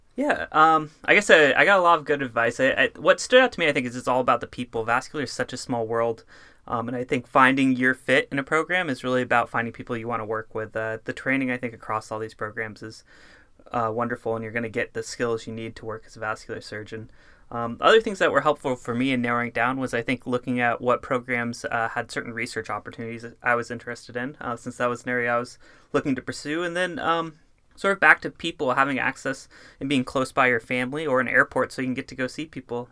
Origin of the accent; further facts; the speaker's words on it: Northern California, United States; I grew up in Northern California